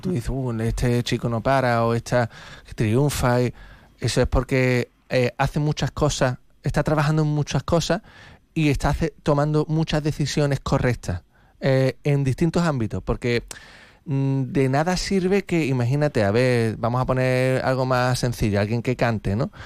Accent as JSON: {"language": "Spanish", "town": "Algeciras", "region": "Andalusia", "country": "Spain", "said": "soy de Algeciras"}